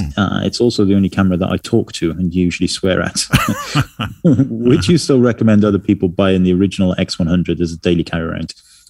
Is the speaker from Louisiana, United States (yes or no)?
no; San Diego, California, United States; Anyways, I am from San Diego, California, and I mostly photograph documentary style of family and everyday life.